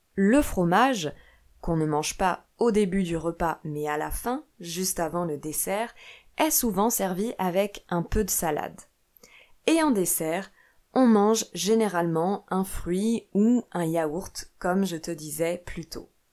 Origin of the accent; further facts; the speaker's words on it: France; moved away; also born or lived in Italy / Portugal / Brazil; je suis professeure de français chez moi en France, mais j'ai aussi vécu en Italie, au Portugal et au Brésil.